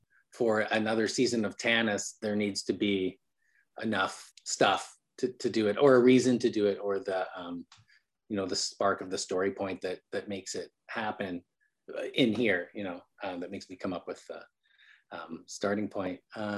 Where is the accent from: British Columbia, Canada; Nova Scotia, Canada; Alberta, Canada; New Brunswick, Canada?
British Columbia, Canada; Vancouver; now in United States; I'm Canadian. I mean, I've been in America for 5 years, but in Canada, we have a really good library.